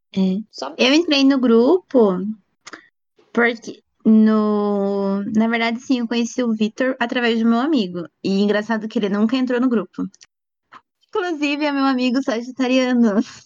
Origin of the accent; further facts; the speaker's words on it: Paranaguá, Paraná, Brazil; moved away as an adult; now in Curitiba, Brazil; eu sou do Paraná. Eu moro em Curitiba, mas há pouco tempo, faz um ano, um ano e meio. Eu nasci em Paranaguá